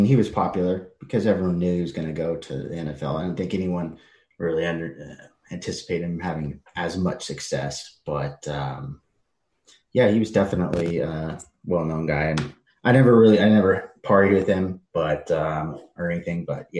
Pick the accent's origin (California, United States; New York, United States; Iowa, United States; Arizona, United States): California, United States; The Orange County, yeah.